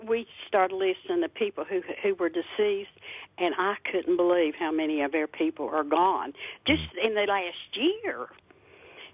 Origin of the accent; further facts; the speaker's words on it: Mud Fork, Logan County, West Virginia, United States; we grew up always on Mudfork